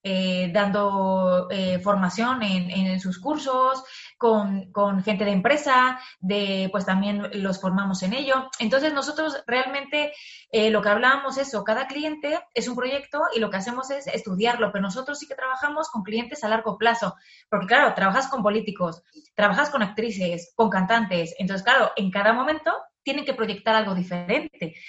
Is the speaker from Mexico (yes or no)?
yes; Mexico; now in Madrid, Spain; yo soy mexicana, pero sí que es verdad que toda mi, mi familia, mis cuatro abuelos, son españoles